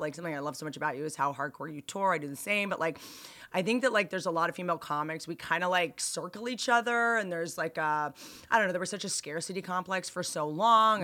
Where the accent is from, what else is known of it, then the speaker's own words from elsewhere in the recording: Bethesda, Maryland, United States; I went to high school in Bethesda